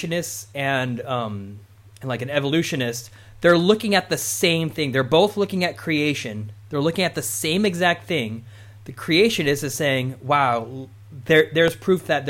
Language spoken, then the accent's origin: English; United States; I was born in America